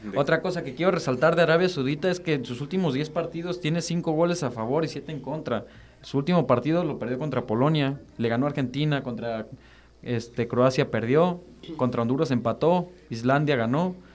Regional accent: Mexico; como mexicanos

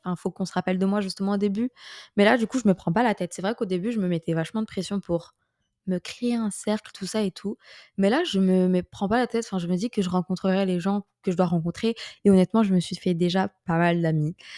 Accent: France; moved away as an adult; also born or lived in Paris; j'étais nostalgique de la France

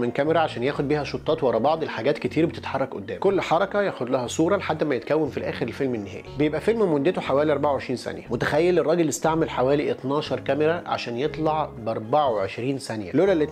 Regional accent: Egypt; وبما ان انا مصري

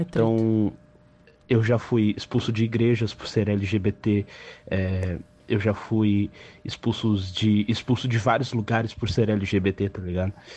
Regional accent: Florianópolis, Santa Catarina, Brazil; Eu sou de Florianópolis, é por isso que eu falo muito rápido, porque é o pessoal aqui fala muito rápido.

